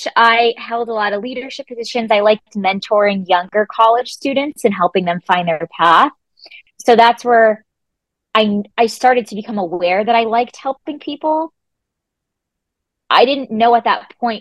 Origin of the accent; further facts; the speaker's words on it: Rhode Island, United States; moved away as an adult; also born or lived in Florida; I was born and raised in Rhode Island